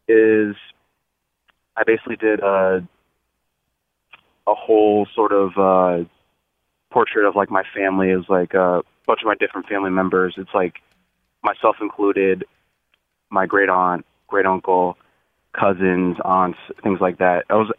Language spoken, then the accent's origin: English; Bloomfield, Connecticut, United States; So I grew up in Bloomfield, Connecticut.